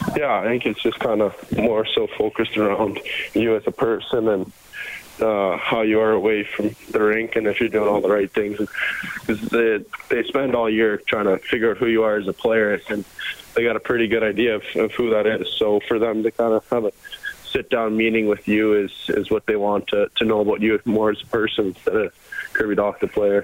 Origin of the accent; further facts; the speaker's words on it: Canada; growing up as a Canadian kid